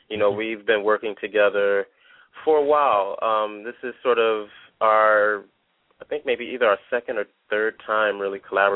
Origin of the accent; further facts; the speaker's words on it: Detroit, Michigan, United States; I am a Detroiter. I'm from the Motor City. You know, I grew up very close to 8 Mile